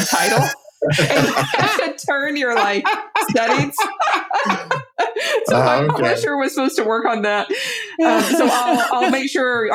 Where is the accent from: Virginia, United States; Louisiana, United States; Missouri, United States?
Louisiana, United States; I grew up mainline Protestant in the South, in Louisiana.